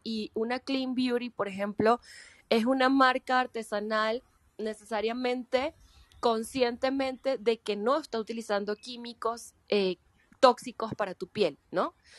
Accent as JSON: {"language": "Spanish", "country": "Venezuela", "said": "yo soy actriz venezolana"}